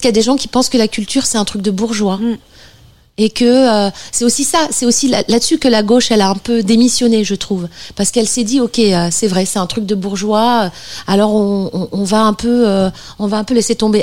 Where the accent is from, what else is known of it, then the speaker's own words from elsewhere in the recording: Bordeaux, Nouvelle-Aquitaine, France; Bordeaux, là d'où je viens, enfin la région bordelaise